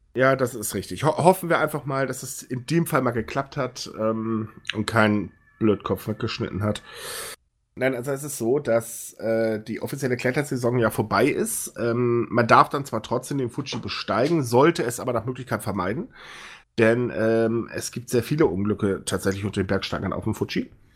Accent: Northern Germany, Germany; now in Cologne, Germany; Ich bin ja so Fischkopf, der sich nur nach Köln verirrt hat.

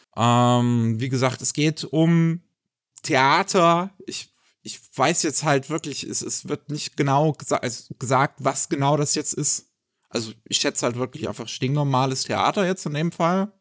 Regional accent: Germany; bei uns in Deutschland

